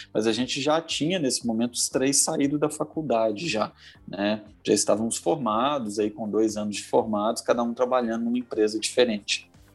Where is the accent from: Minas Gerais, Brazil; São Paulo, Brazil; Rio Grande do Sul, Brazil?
Minas Gerais, Brazil; Belo Horizonte; sou aqui de Belo Horizonte